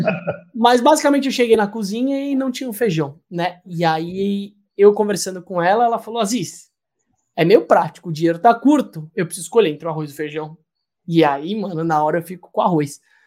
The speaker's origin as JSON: {"language": "Portuguese", "country": "Brazil", "said": "da gente como brasileiro"}